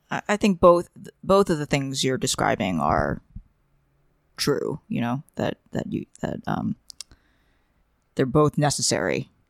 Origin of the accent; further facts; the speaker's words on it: New York, United States; growing up in New York and, uh, attending Asian cram schools